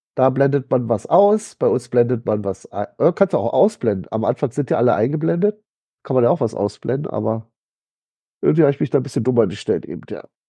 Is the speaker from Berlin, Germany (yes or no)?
yes; Berlin, Germany; Ich bin ja so als Berliner